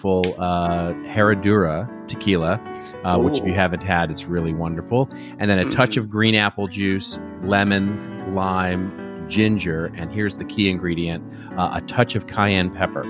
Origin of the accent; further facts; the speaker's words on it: Los Angeles, California, United States; my hometown here of Los Angeles